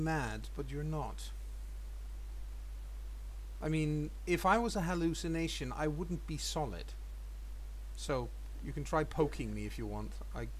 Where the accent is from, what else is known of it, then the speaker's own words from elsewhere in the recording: Copenhagen, Capital Region of Denmark, Denmark; I don't come from Narnia. I come from Copenhagen.